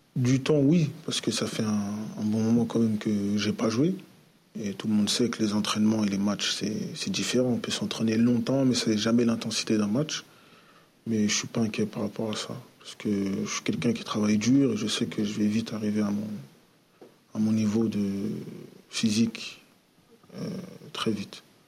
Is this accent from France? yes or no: yes; Paris, Île-de-France, France; moved away as an adult; now in Marseille, France; je suis de Paris